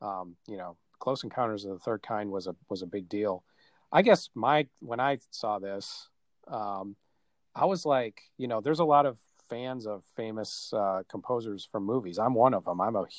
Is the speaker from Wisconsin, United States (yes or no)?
yes; Wisconsin, United States; now in Indiana, United States; I live in Indiana. Matt lives in Wisconsin, but we're both from Wisconsin